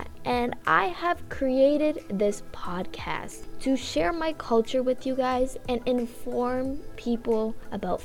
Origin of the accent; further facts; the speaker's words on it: Canada; I was born in Canada, I haven't had that full experience and knowledge of what it was like to live in Tamil Nadu